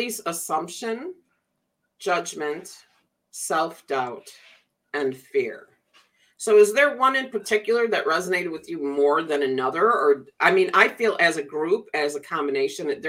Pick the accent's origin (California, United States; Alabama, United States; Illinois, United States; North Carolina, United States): Illinois, United States; Chicago; I grew up around Chicago